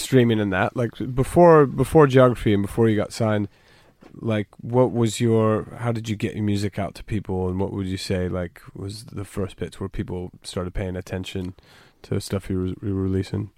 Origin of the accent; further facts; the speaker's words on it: United States; moved away; also born or lived in London; growing up in the States